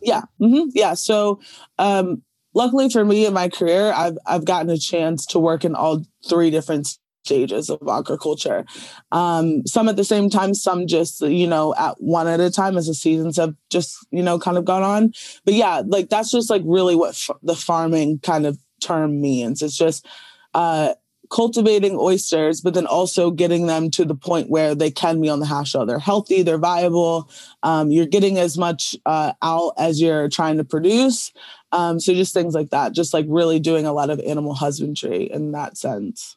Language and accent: English; Chestertown, Maryland, United States; I grew up in Chestertown, which is just another smaller, uh, community in, like, on the eastern shore of Maryland